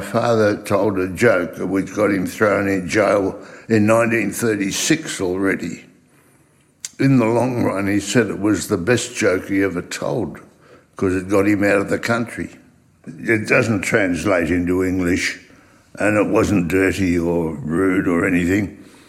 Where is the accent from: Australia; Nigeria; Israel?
Australia; English is a second language; also born or lived in Weissenfels, Germany; I was born in Weissenfels in Germany. I came to Australia in 1938 uh, as a six year old